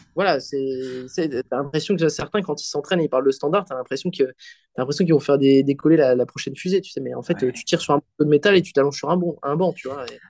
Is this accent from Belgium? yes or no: yes; Belgium; je suis belge, je fais de la comp en Belgique